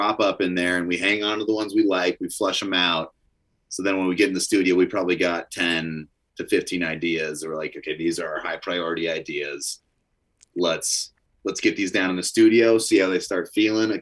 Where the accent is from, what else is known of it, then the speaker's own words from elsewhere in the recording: Northern Idaho, United States; now in Montana, United States; I grew up in Northern Idaho